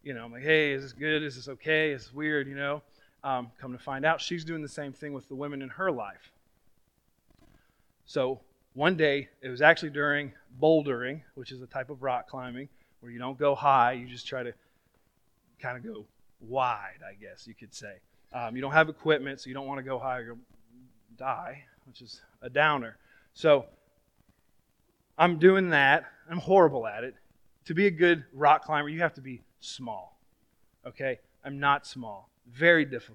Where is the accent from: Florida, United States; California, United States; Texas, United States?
Florida, United States; I was from Florida